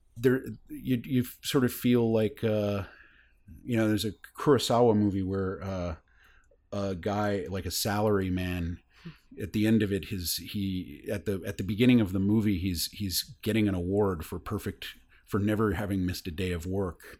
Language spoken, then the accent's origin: English; North Carolina, United States; moved away as an adult; also born or lived in Boston; I grew up in North Carolina